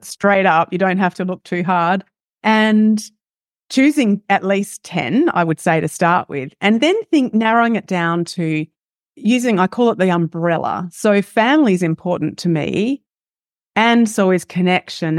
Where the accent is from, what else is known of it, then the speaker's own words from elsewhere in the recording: Australia; accent: Australian; as you can hear by my accent, am Australian, live in Australia.